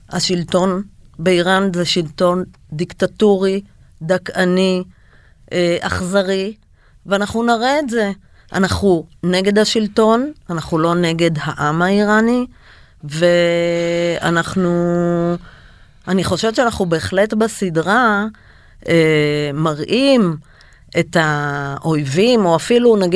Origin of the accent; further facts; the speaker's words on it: Israel; אנחנו ישראלים, אין איזון בינינו ובין איראן למשל.